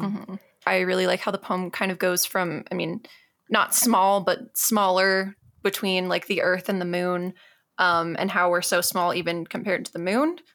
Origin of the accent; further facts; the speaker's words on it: Tucson, Arizona, United States; I grew up in Tucson